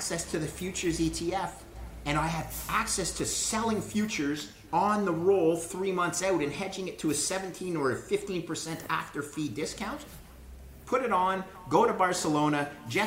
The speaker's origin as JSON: {"language": "English", "country": "Canada", "said": "I'm a Canadian."}